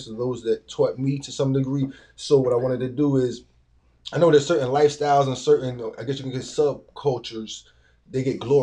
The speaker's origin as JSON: {"language": "English", "town": "Chesapeake", "region": "Virginia", "country": "United States", "tie": "born or raised there", "also_born_or_lived": "Norfolk, Virginia", "said": "Born in Norfolk, Virginia. Raised in Chesapeake, Virginia."}